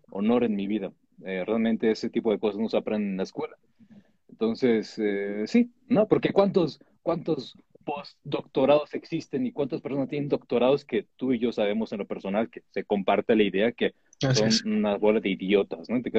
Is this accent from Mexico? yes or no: yes; Mexico; also born or lived in United States; soy mexicano, tengo toda mi vida entre México y Estados Unidos.